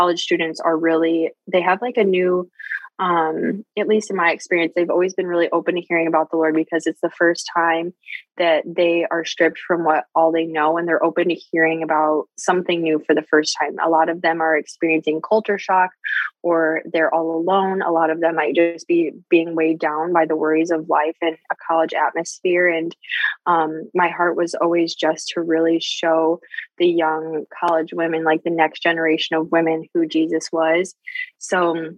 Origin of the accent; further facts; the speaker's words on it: Michigan, United States; I'm from Michigan